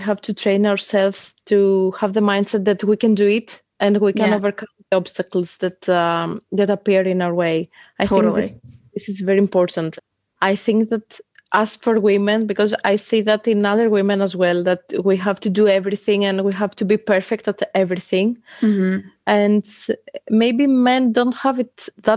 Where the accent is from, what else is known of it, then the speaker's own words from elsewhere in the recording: Athens, Attica, Greece; I come from Athens, Greece.